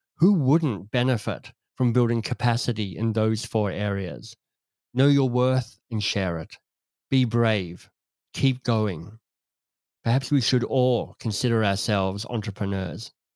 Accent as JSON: {"language": "English", "town": "Canberra", "region": "Australian Capital Territory", "country": "Australia", "tie": "born or raised there", "said": "I could see growing up in Canberra, in Australia"}